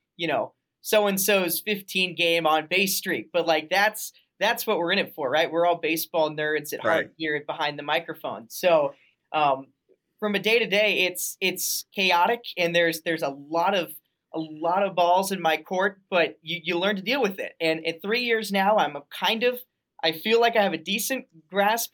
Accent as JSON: {"language": "English", "town": "Denver", "region": "Colorado", "country": "United States", "tie": "born or raised there", "also_born_or_lived": "Arizona", "moved": "as an adult", "lives_now": "Quad Cities, United States", "said": "I grew up in Denver and I had family that lived in Grand Junction"}